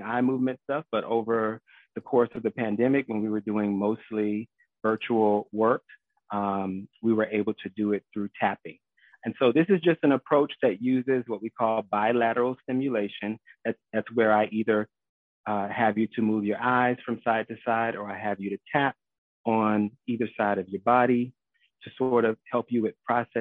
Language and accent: English; Miami, Florida, United States; I am a South Florida native, born and raised in Miami, but, you know, currently serving the Broward County area